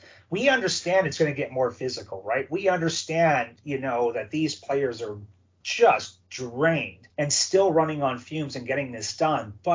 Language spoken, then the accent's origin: English; Sault Ste. Marie, Ontario, Canada; growing up watching the OHL, my hometown Hounds